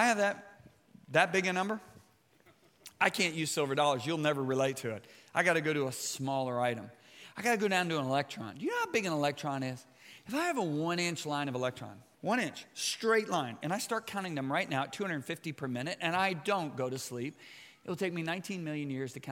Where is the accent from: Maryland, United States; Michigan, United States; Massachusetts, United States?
Michigan, United States; White Lake; I grew up in White Lake, Michigan